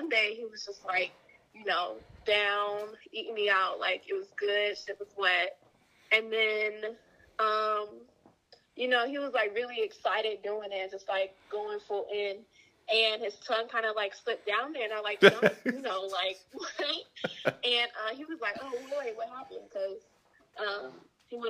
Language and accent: English; Greensboro, North Carolina, United States; I'm from Greensboro, North Carolina